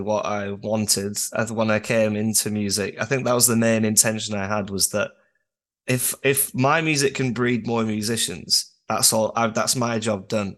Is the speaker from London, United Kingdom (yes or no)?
no; Durham, North East England, United Kingdom; I'm from Northern Britain